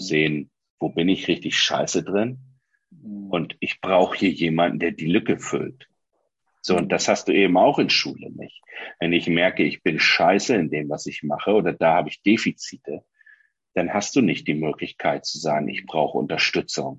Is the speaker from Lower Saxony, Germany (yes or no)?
yes; Oldenburg, Lower Saxony, Germany; Ich bin ja ein Oldenburger